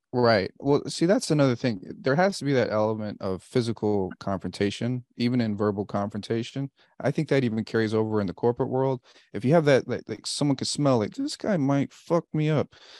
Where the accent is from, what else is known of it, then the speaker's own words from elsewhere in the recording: Bay Area, California, United States; also born or lived in Wichita, Kansas; And I grew up in the Bay Area after the Wichita, so I know Oakland really well